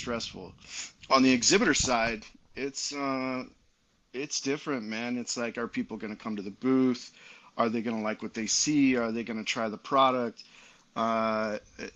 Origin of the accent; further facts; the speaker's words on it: Utah, United States; also born or lived in Santiago, Dominican Republic; We're both from Utah. We both grew up here